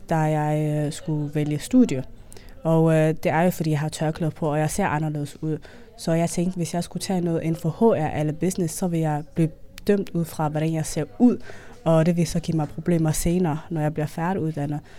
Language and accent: Danish; Denmark; jeg er dansk, jeg er også somalier, jeg øh, spiser risengrød, men jeg har også somalisk kultur.